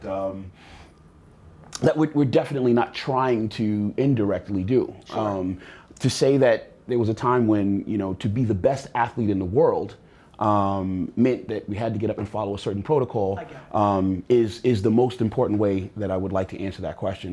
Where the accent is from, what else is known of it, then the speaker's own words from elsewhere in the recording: New York City, New York, United States; moved away; I was born in Brooklyn